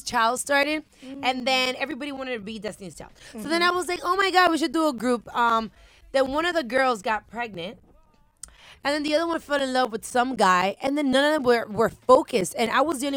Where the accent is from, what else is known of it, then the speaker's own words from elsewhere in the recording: Miami, Florida, United States; I was born and raised in Miami. My parents are Dominican